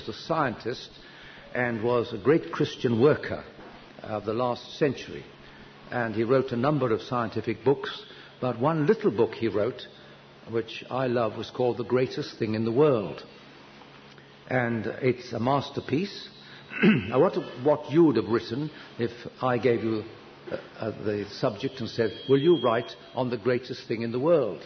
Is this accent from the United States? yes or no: no; United Kingdom